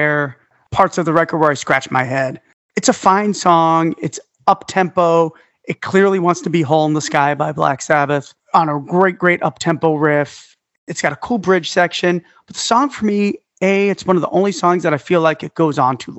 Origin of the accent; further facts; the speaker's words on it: New York City, New York, United States; moved away; I'm from Staten Island